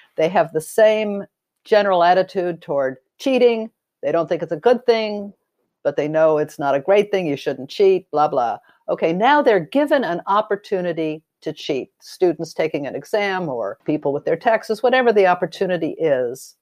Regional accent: Los Angeles, California, United States; I grew up in Los Angeles during the time of, uh, McCarthy and the Blacklist

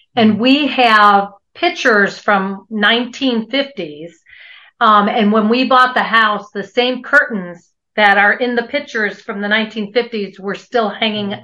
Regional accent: Buffalo, New York, United States; moved away as an adult; also born or lived in Europe; now in Albuquerque, United States; we're originally from Buffalo, New York.

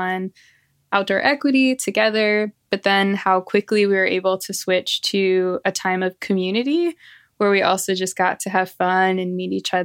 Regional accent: St. Louis, Missouri, United States; now in Santa Barbara, United States; I'm based in Santa Barbara, California, but I'm from St. Louis, Missouri originally

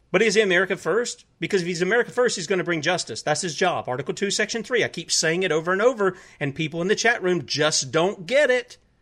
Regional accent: South Carolina, United States; my home state of South Carolina

